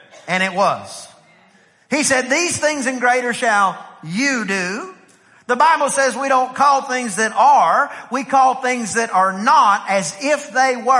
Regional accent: East Texas, United States; I'm from East Texas

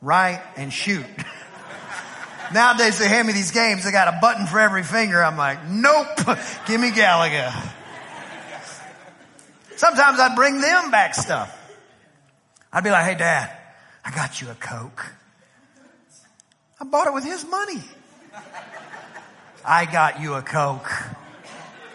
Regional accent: East Texas, United States; I'm from East Texas

